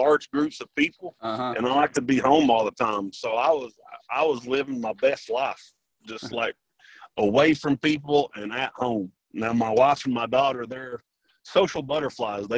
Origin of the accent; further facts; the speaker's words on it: Paintsville, Kentucky, United States; I grew up in Paintsville